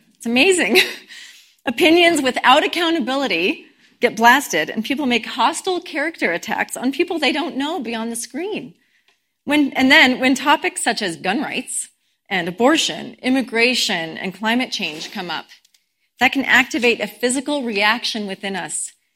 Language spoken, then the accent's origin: English; Boulder, Colorado, United States; I grew up in Boulder